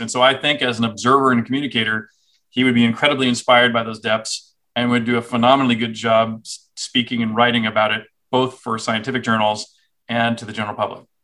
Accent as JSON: {"language": "English", "town": "Houston", "region": "Texas", "country": "United States", "tie": "born or raised there", "also_born_or_lived": "Cambridge, England / Austin, Texas", "said": "I grew up in Texas. So I saw Houston, where I grew up"}